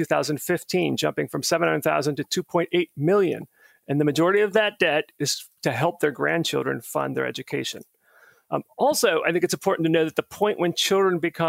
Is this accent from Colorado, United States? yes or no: no; Clearwater, Florida, United States; now in Burke, United States; I grew up in Clearwater, Florida